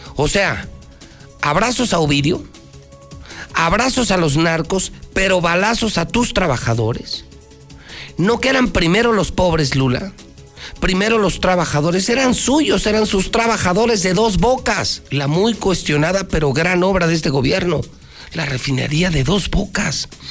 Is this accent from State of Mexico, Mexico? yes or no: no; Aguascalientes, Mexico; soy de Aguascalientes